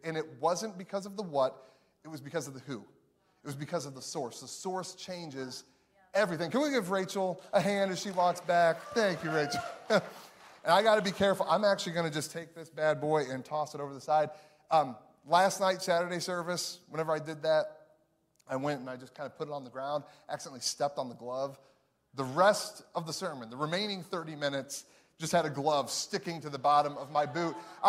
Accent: Chicago, Illinois, United States; now in Missouri, United States; because I'm from Chicago. Me and my wife live in Missouri now.

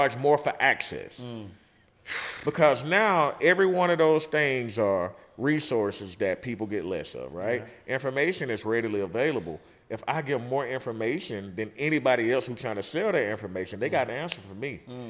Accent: the South, United States; We from the South.

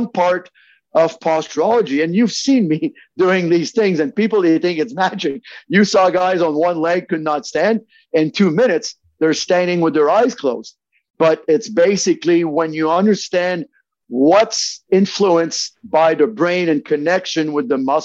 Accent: Montreal, Quebec, Canada; I'm French Canadian from Montreal.

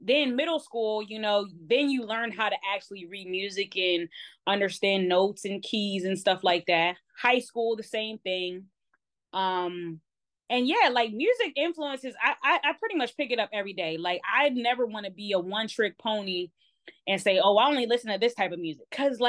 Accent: Baltimore, Maryland, United States; because I don't have the strictly like Baltimore accent. I am born and raised in Baltimore, so but I sound very proper, right?

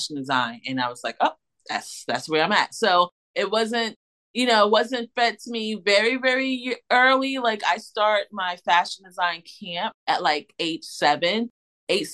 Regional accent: Irvington, New Jersey, United States; moved away as an adult; also born or lived in Philadelphia, United States; now in South Jersey, United States; growing up in Irvington, New Jersey, which is a sub well, which was a suburb of Newark, New Jersey

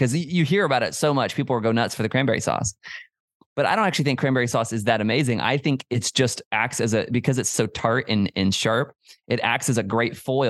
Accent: the South, United States; I was born in God's country down here in the South.

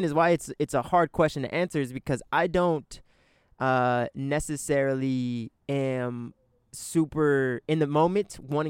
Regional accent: Riverside and Los Angeles, Southern California, United States; also born or lived in Newport Beach, California; And my mom lived in Riverside. So I grew up, you know, driving back and forth between Riverside and L.A.

